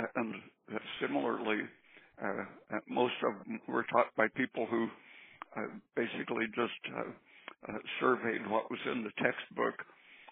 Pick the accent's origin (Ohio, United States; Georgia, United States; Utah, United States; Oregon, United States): Oregon, United States; also born or lived in San Diego, California; I was about 8 years old. We moved to Oregon from San Diego, and I had a couple of years at a very tiny school.